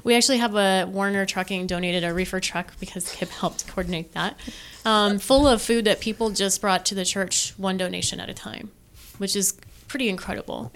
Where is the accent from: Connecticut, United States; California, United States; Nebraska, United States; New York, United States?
Nebraska, United States; McCook; now in Omaha, United States; I'm from Western Nebraska originally